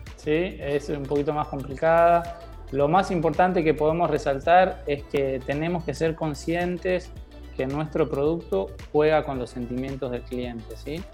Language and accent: Spanish; Argentina; also born or lived in Dominican Republic; now in Mexico; yo vengo desde Sudamérica, de Argentina